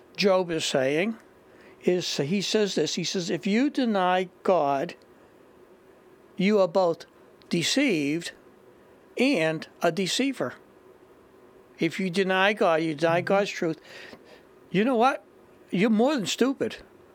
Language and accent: English; Boston, Massachusetts, United States; I'm from Boston.